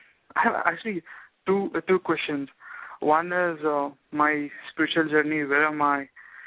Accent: India; moved away as an adult; now in United States; I mean, I'm a software engineer. I'm from India.

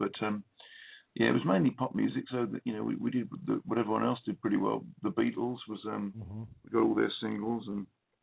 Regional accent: Watford, East of England, United Kingdom; moved away as an adult; also born or lived in London; now in West Country, United Kingdom; I grew up in London for 4 years before my folks moved out to a place called Watford, which is just north of London

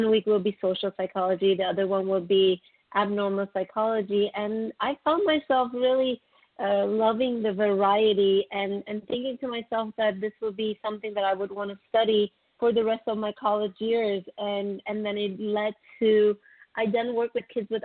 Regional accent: Istanbul, Turkey; now in Los Angeles, United States; And I'm also originally from Istanbul, Turkey. So I've been in the United States since 1998, 22 years

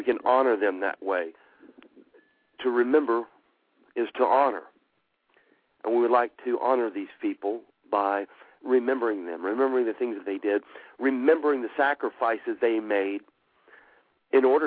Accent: United States

